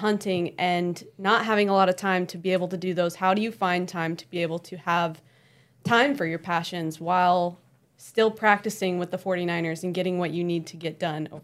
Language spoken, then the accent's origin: English; Oklahoma City, Oklahoma, United States; moved away as an adult; now in San Francisco, United States; I grew up in Oklahoma City, Oklahoma